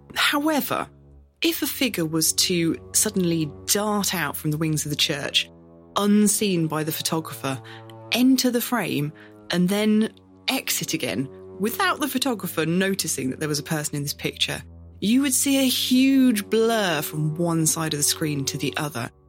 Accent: Northamptonshire, East Midlands, United Kingdom; our home county

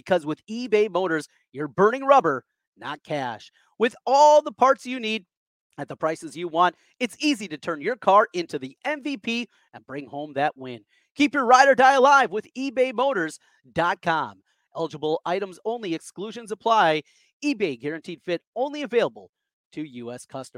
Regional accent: Osage, Iowa, United States; Growing up in North Iowa, family in Minnesota, cousins, family members that went to Minnesota

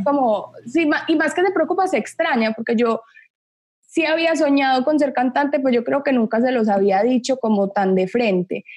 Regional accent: Medellín, Antioquia, Colombia; born or raised there; also born or lived in Miami / Los Angeles

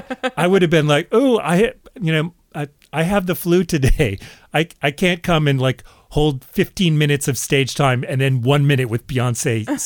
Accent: Canada; maybe it's being Canadian, but that was for hardcore fans of ….

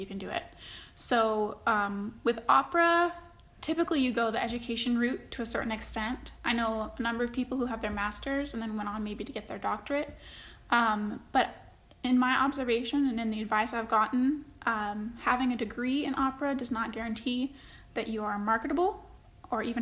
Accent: Denver, Colorado, United States; I was born and raised here in Denver

